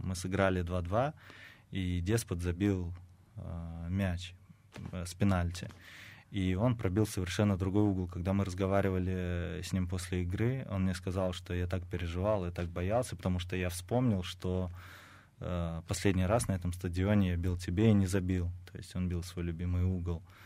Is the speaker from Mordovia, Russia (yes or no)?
yes; Saransk, Mordovia, Russia; now in Samara, Russia; я жил и рос в Саранске